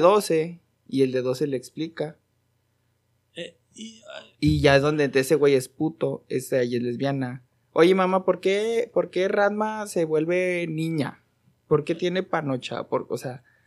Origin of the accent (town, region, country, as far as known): Mexico